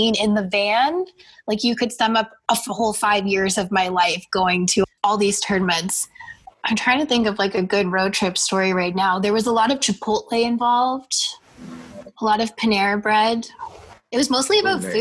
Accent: Nova Scotia, Canada; growing up in Nova Scotia and playing on such a windy golf course

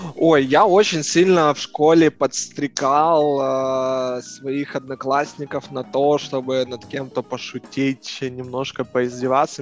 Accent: Kyiv, Ukraine; родился я в Киеве, а, на Отрадном, прожил там всю свою жизнь

